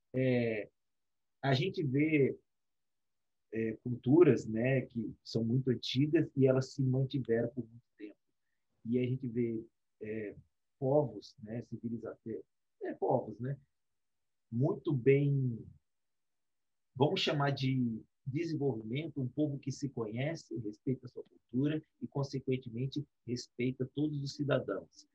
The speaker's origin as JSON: {"language": "Portuguese", "region": "Espírito Santo", "country": "Brazil", "said": "nós somos do Espírito Santo"}